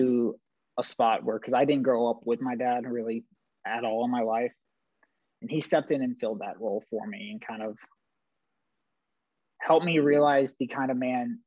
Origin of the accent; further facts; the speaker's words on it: Buffalo, New York, United States; I'm from Buffalo, New York